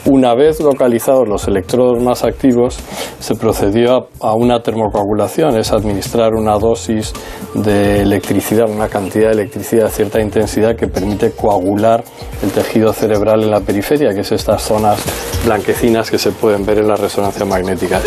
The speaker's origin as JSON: {"language": "Spanish", "town": "Newport News", "region": "Virginia", "country": "United States", "tie": "born or raised there", "also_born_or_lived": "Minnesota / Chicago / Minneapolis", "moved": "yes", "lives_now": "Spain", "said": "Nací en Newport News, Virginia."}